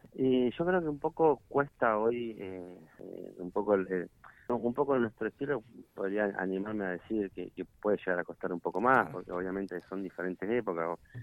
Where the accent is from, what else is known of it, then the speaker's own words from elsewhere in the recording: Allen, Río Negro, Argentina; somos de Allen